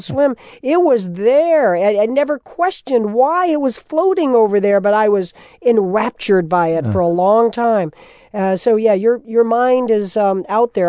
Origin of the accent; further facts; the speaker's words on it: Florida, United States; That was my home state, also of Florida. I grew up as a kid during the Revolution, looking out over that water